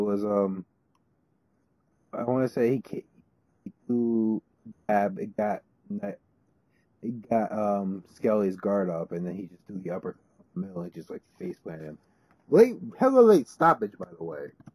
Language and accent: English; New Jersey, United States; my home state of New Jersey